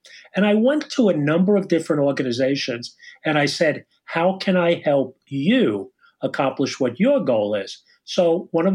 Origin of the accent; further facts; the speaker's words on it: Long Island, New York, United States; I'm calling from Long Island, you can't tell by my accent, New York, and that's where I was brought up and live and went to school at St. John's